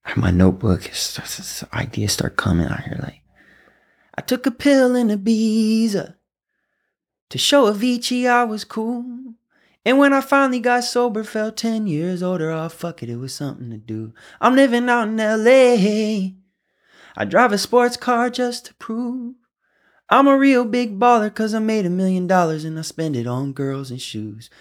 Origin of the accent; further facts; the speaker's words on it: Southfield, Michigan, United States; also born or lived in Detroit; I was born in Detroit. I grew up in a suburb that borders Detroit called Southfield, Michigan